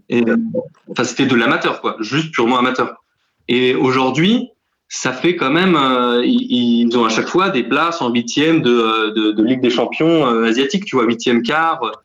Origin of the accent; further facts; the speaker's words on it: Paris, Île-de-France, France; je suis parisien.